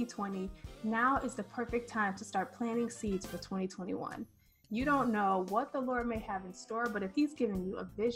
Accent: Michigan, United States; moved away; I'm from Michigan

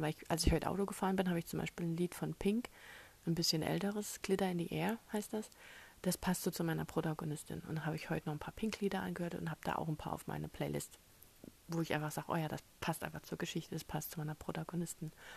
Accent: Germany; erstens bin ich Europäer, zweitens bin ich Deutscher

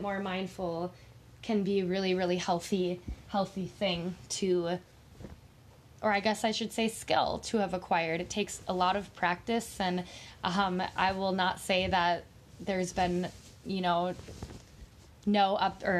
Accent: Minnesota, United States; I am from Minnesota

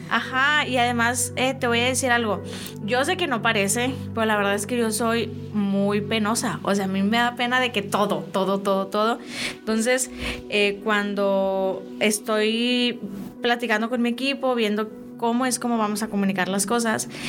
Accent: Monterrey, Nuevo León, Mexico; como eh, Regio Montana yo nací, crecí, estudié, todo lo he hecho aquí. Nunca me he mudado de estado. He estado siempre en Nuevo León

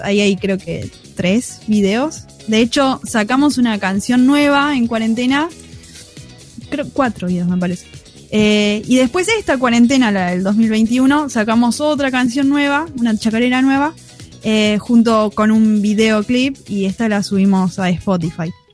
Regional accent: Escobar / Tigre, Buenos Aires, Argentina; Nosotras somos eh, de Escobar y de Tigre

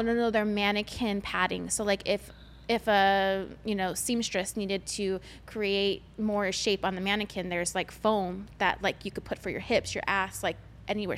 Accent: United States; I'm an, Amer- an American Asian. I'm not from China

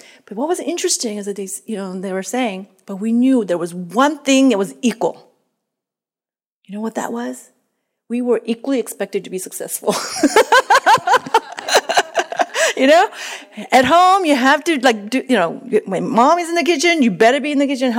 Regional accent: South Korea; moved away; I grew up in Korea in a traditional home

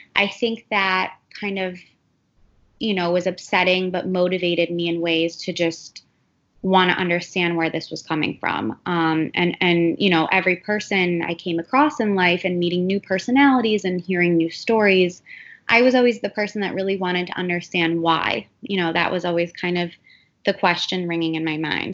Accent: Cleveland, Ohio, United States; moved away as an adult; also born or lived in New York; now in Miami, United States; I am originally from Cleveland, Ohio, um, but I've actually lived in Miami close to 12 years now

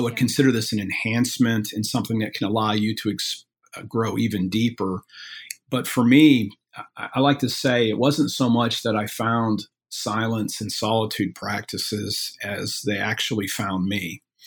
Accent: Midwest, United States; I'm from the Midwest

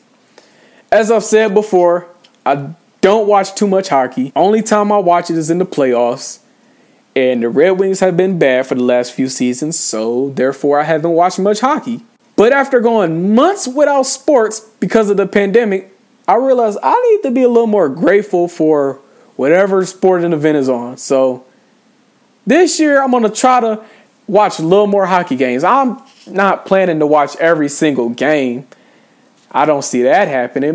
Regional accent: Ypsilanti, Michigan, United States; born in Michigan

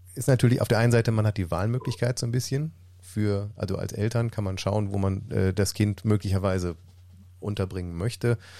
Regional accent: Mönchengladbach, North Rhine-Westphalia, Germany; bei uns in Mönchengladbach

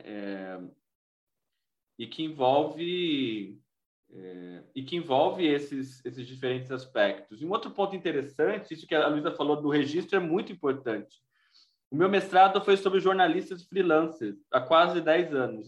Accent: Brazil; nós, brasileiros

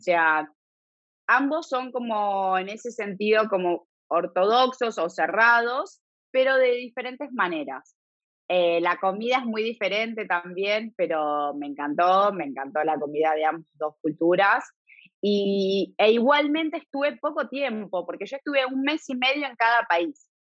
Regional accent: Buenos Aires, Argentina; moved away as an adult; also born or lived in Italy; now in Galicia, Spain; yo me crié 30 años en Argentina

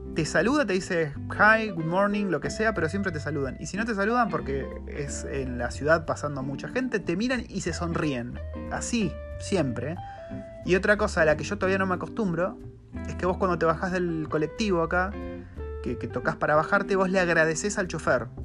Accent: Argentina; moved away as an adult; also born or lived in New Zealand; now in Wellington, New Zealand

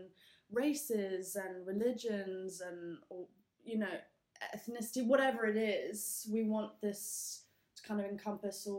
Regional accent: England, United Kingdom; moved away as an adult; now in Melbourne, Australia; I am originally from England. Well, I lived in England, but I'm actually half Scottish

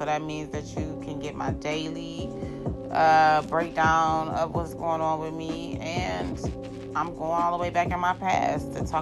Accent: Cleveland, Ohio, United States; I do stay in Ohio, and I'm from Superior. I'm from 123rd of Superior

